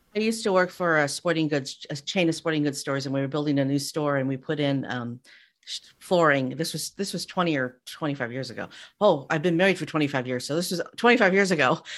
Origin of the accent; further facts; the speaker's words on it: Castroville, California, United States; moved away; I grew up in Castroville, which is the artichoke capital of the world